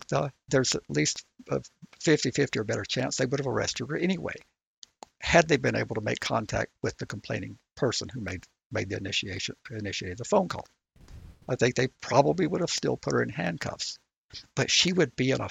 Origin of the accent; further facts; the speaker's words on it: Georgia, United States; I'm from Georgia